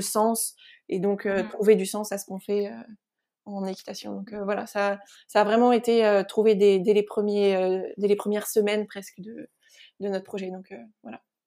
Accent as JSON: {"language": "French", "area": "Sologne", "region": "Centre-Val de Loire", "country": "France", "tie": "born or raised there", "said": "je suis originaire de, Sologne, donc dans, la région centre"}